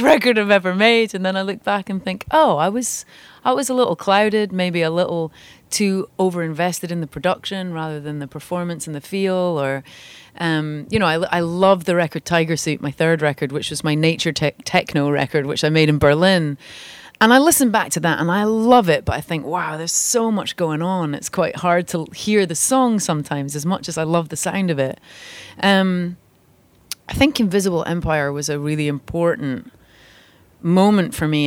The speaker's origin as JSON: {"language": "English", "town": "St Andrews", "region": "Scotland", "country": "United Kingdom", "tie": "born or raised there", "moved": "yes", "lives_now": "Los Angeles, United States", "said": "my hometown is St Andrews"}